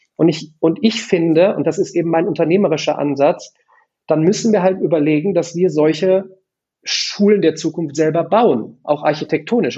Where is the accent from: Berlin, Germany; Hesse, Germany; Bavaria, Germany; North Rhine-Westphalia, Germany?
North Rhine-Westphalia, Germany; Remscheid; in der wunderschönen Stadt Remscheid, meiner Heimat.